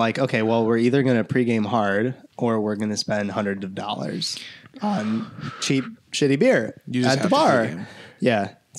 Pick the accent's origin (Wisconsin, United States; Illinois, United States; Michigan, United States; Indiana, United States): Wisconsin, United States; Milwaukee; so I grew up in Milwaukee.